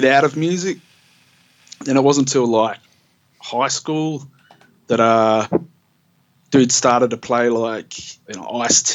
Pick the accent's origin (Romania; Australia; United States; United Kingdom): Australia; Alice Springs, Northern Territory; moved away as an adult; also born or lived in Perth; I grew up in Alice Springs from when I was like 7 years old till I was 21